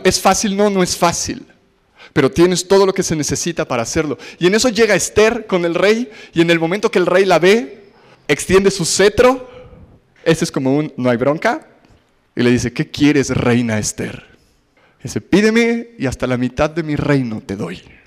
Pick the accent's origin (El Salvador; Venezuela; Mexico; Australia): Mexico; los judíos y mexicanos somos parecidos